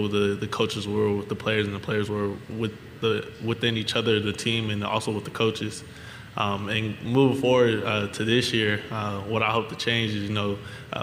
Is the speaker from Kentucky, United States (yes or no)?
no; California, United States; moved away as an adult; now in Louisiana, United States; I'm from California, I'm from the West Coast